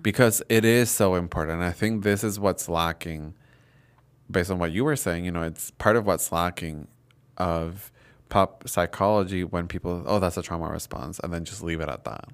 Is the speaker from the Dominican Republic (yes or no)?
yes; Dominican Republic; I grew up in Dominican Republic, Catholic country